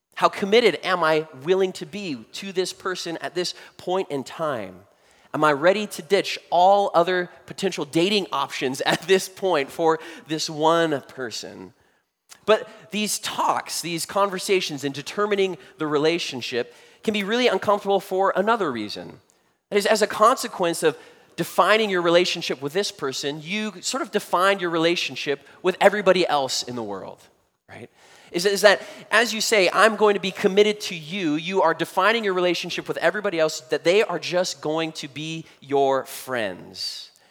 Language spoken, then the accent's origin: English; United States; us as American Christians